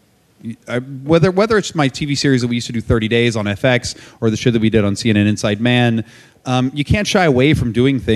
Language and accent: English; West Virginia, United States; moved away; where I grew up in West Virginia